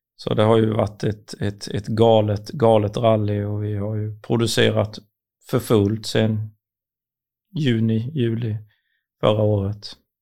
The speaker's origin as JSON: {"language": "Swedish", "country": "Sweden", "said": "vi väldigt kända för att vara punktliga och ärliga som svenskar"}